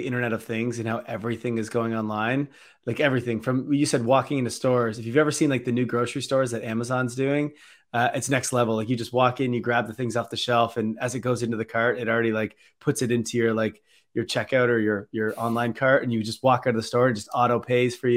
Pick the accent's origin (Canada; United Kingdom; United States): Canada; Toronto, Ontario; we're all here from Toronto